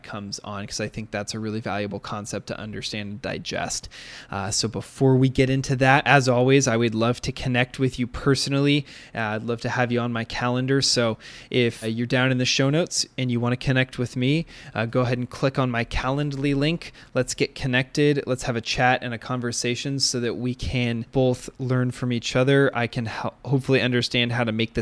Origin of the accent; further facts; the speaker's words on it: Seattle, Washington, United States; growing up in Seattle